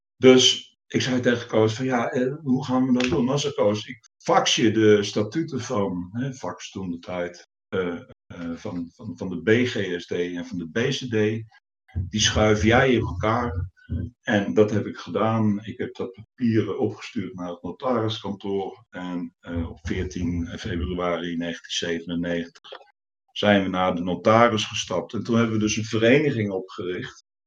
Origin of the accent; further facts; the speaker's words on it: Deventer, Overijssel, Netherlands; also born or lived in Leeuwarden; vanuit Deventer, waar ik ben opgegroeid